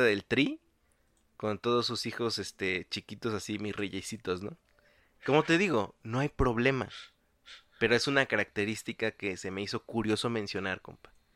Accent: Mexico City, Mexico; uno como chilango

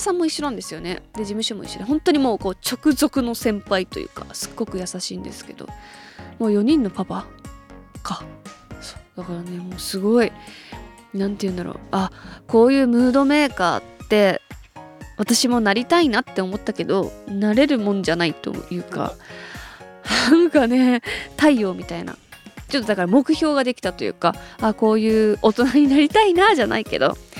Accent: Hokkaido, Japan; 北海道出身だから

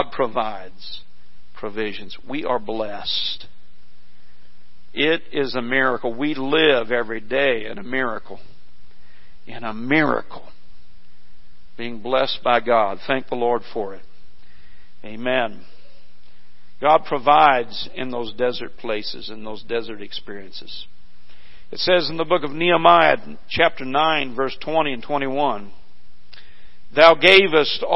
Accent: Missouri, United States; where I grew up in Missouri

